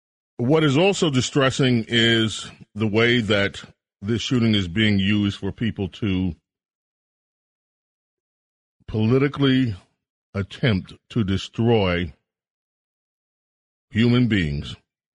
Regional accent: New York City, New York, United States; also born or lived in Buffalo, New York; I was born in Buffalo, New York. Of course, my parents moved to New York City when I was one, so I don't remember the first year of my life in Buffalo, New York, but I spent lots of time in Buffalo, New York.

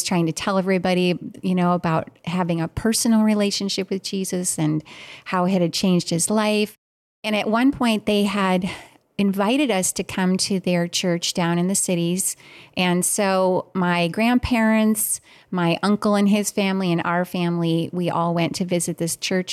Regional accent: Minnesota, United States; moved away; also born or lived in Australia; I was born and raised early on in Minnesota.

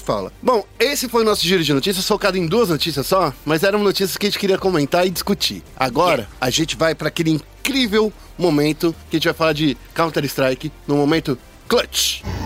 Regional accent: Brazil; a gente é brasileiro

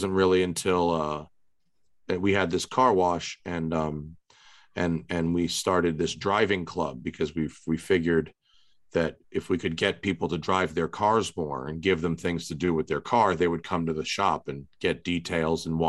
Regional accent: Westchester County, New York, United States; moved away as an adult; also born or lived in New Jersey / Atlanta / Philadelphia; now in California, United States; I grew up in Westchester County, New York

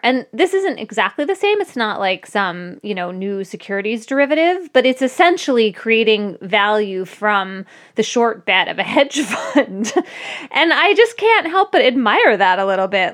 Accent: Philadelphia, Pennsylvania, United States; now in New Haven, United States; Philadelphia, my hometown

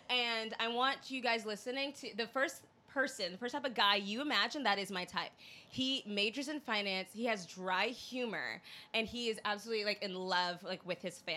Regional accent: Pennsylvania, United States; born there; also born or lived in Boston; So I was born in Pennsylvania. I lived there for three months

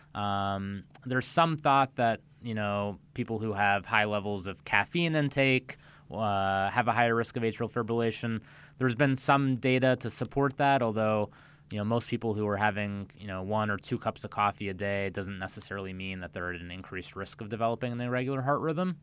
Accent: central Illinois, United States; moved away as an adult; also born or lived in Milwaukee, Wisconsin / Cleveland, Ohio / Chicago, Illinois; now in Palm Beach County, United States; I'm from the Midwest. I grew up in central Illinois

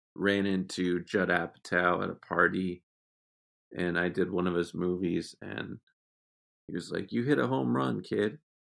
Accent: Exeter, New Hampshire, United States; moved away; I'm from Exeter, New Hampshire

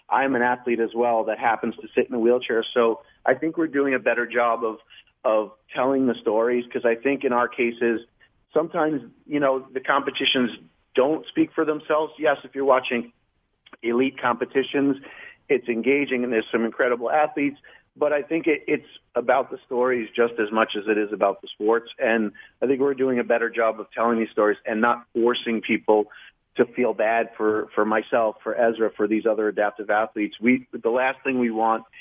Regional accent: New York, United States; moved away as an adult; now in Los Angeles, United States; I'm from New York. I moved to LA in 99

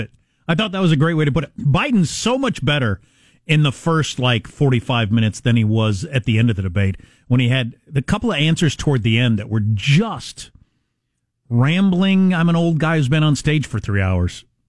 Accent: Midwest, United States; I'm from the Midwest also

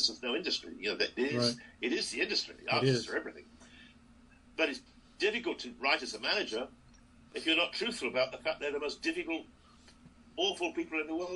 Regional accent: United Kingdom; I'm very British. You see, British, not like Americans

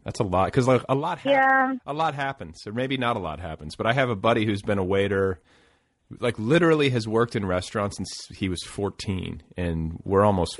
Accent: Indiana, United States; moved away; I'm from Indiana.

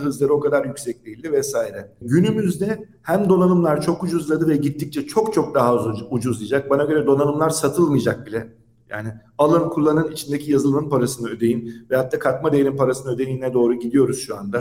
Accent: Samsun, Turkey; now in Istanbul, Turkey; 77 Samsun doğumluyum.

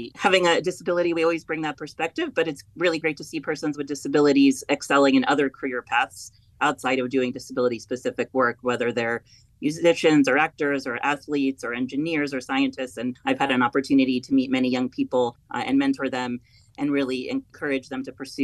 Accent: Belgrade, Serbia; now in United States; I was born in Belgrade, Serbia, Yugoslavia at the time

